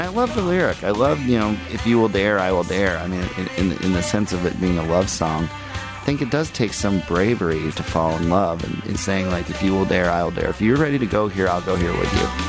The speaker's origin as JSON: {"language": "English", "town": "Minneapolis", "region": "Minnesota", "country": "United States", "tie": "born or raised there", "said": "I grew up in Minneapolis"}